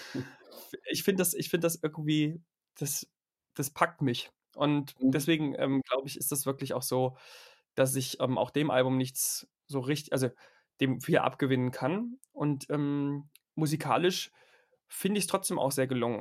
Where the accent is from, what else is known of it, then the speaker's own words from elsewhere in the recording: Germany; als Deutscher.